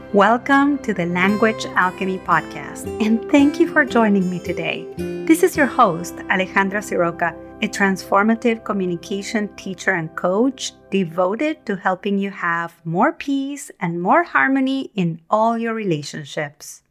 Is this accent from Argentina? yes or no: yes; Argentina; moved away; When I was young, growing up in Argentina